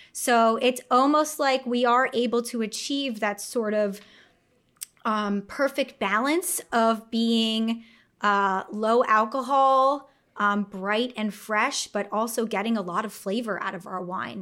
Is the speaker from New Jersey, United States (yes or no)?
no; North Fork, Long Island, New York, United States; I'm from the North Fork